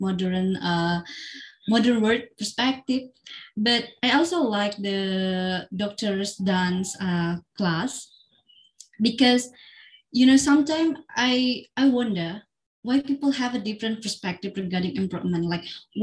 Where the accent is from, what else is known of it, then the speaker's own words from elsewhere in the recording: Central Kalimantan, Indonesia; in Central Kalimantan, in my hometown